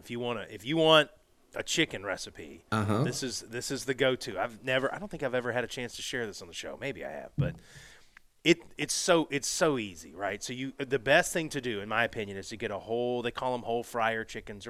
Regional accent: Florida, United States; moved away; also born or lived in Alabama; I grew up in Florida

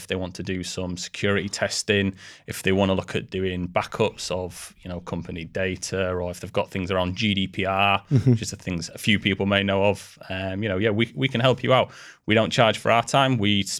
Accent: Yorkshire and the Humber, United Kingdom; accent: Yorkshire; There's my beautiful face there on the side as well with a phone number to reach me and my beautiful Yorkshire accent.

